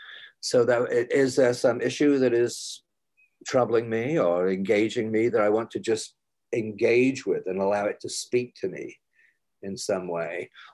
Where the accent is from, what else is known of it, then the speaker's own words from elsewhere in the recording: New York, United States; I am basically a nature mystic, even though I'm a New Yorker.